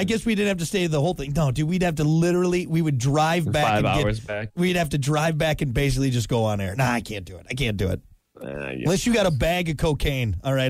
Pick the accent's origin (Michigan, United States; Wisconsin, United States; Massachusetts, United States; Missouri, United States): Wisconsin, United States; I grew up in Wisconsin.